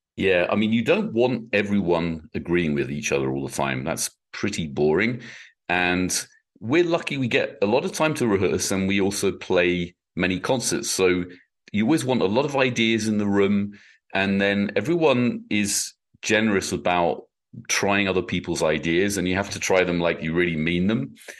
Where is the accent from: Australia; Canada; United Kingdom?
United Kingdom; now in United States; My own experience as a, as a Brit